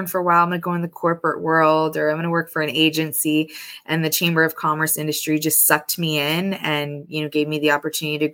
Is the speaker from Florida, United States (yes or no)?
yes; Bradenton, Florida, United States; also born or lived in Columbus, Ohio; I was born in Columbus, Ohio, but my family moved down here when I was two. So I am grown up Bradenton, graduated from Bayshore High School